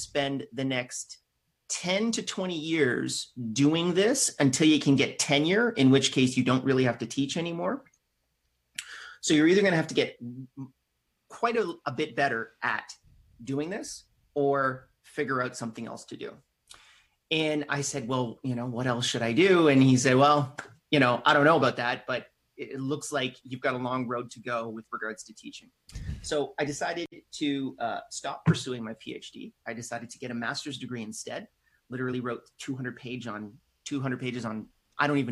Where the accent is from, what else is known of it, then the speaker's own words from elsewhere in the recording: Canada; I'm Canadian.